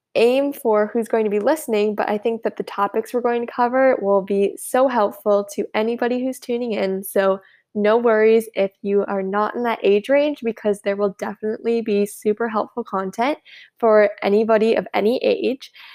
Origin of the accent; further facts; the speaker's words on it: United States; I'm from the United States